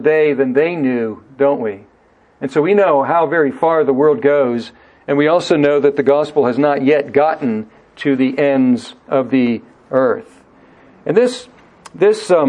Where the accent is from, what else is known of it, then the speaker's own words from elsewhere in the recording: United States; moved away as an adult; also born or lived in Guadalajara, Mexico; I'm from the United States, I'm a Christian pastor, and I'm here to start new churches